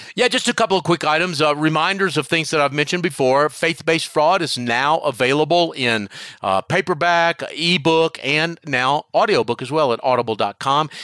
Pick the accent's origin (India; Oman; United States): United States; Charlotte, North Carolina; my hometown of Charlotte, North North Carolina